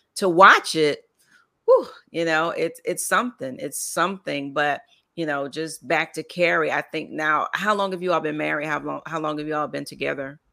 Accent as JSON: {"language": "English", "town": "Lake Wales", "region": "Florida", "country": "United States", "tie": "born or raised there", "said": "I grew up in Lake Wells, Florida"}